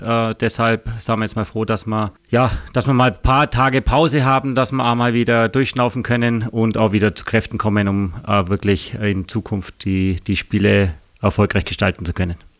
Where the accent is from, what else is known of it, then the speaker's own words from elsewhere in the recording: village near Augsburg, Bavaria, Germany; moved away as an adult; also born or lived in Ried, Austria / Linz, Austria; now in Austria; wir sind, wie gesagt, auf dem Dorf aufgewachsen. Ähm, da gab es in der Nähe nur den FC Augsburg